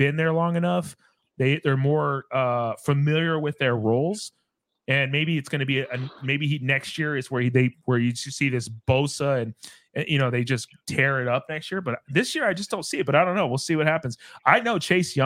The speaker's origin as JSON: {"language": "English", "region": "Arizona", "country": "United States", "said": "we're from Arizona. We all live here"}